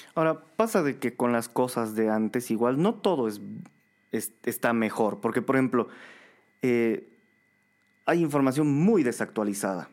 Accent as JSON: {"language": "Spanish", "country": "Bolivia"}